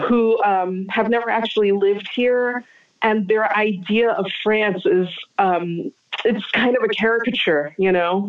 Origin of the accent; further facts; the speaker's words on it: United States; As an American living in this age and time